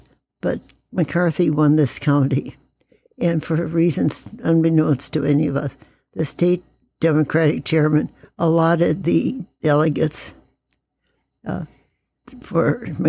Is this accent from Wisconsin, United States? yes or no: yes; Wisconsin, United States; also born or lived in Minnesota / Michigan; now in Indiana, United States; I moved here from Michigan, mm-hmm. and I had been brought up and lived in Wisconsin and Minnesota, and I was not aware that Indiana was as conservative and as southern as it was.